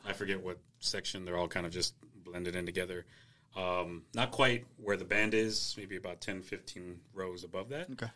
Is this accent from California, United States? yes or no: no; the Valley, Texas, United States; growing up in the Valley